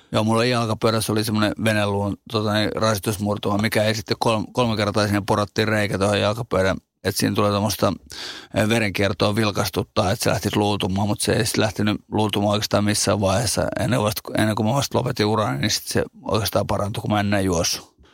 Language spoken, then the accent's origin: Finnish; Finland; kasvanut ja syntynyt Suomessa